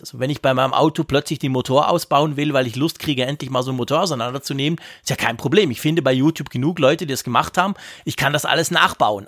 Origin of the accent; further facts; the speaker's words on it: Switzerland; bei uns in der Schweiz